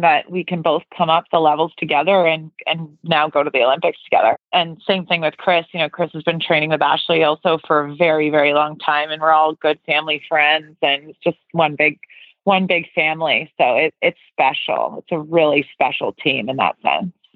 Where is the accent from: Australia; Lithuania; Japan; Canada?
Canada; Toronto, Ontario; moved away as an adult; I grew up in Toronto, Canada